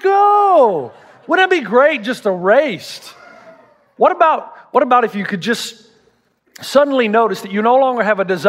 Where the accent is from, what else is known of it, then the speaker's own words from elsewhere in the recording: the South, United States; I'm from the South